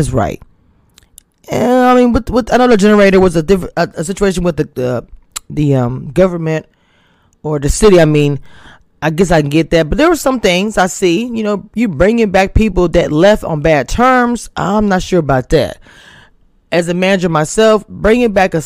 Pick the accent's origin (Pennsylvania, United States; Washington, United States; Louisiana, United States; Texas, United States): Louisiana, United States; I'm from Louisiana